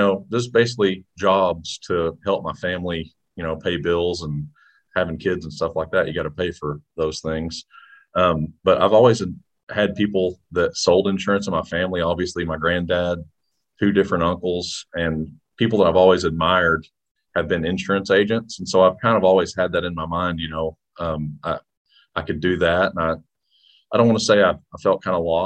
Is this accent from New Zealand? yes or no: no; Ardmore, Oklahoma, United States; also born or lived in Stillwater / Tulsa; I was born and raised here in Ardmore